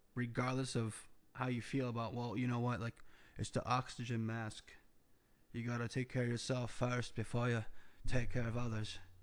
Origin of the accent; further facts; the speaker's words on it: United States; as an entrepreneur, as a American